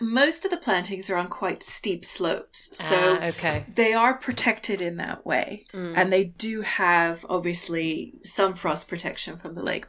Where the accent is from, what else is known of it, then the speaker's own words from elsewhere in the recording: Winnipeg, Manitoba, Canada; I grew up in Winnipeg, which is pretty much, if you draw a line along a little bit north of the Canadian-American border, if you draw a line between east and west and get to the middle